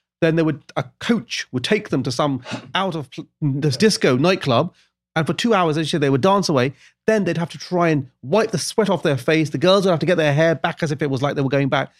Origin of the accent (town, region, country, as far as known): Luton, East of England, United Kingdom; born or raised there